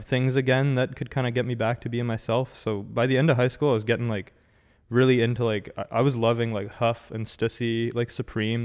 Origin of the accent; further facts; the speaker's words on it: Ottawa, Ontario, Canada; born and raised in Ottawa, like, first of all. Um, yeah, lived here my whole life